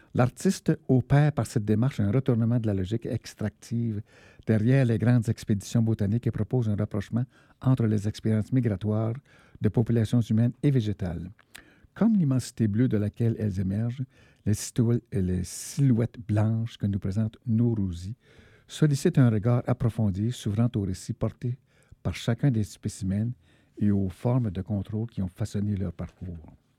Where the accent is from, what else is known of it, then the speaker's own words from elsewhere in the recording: Malartic, Quebec, Canada; je suis né à Malartic, qu'on pourrait considérer comme une zone de sacrifice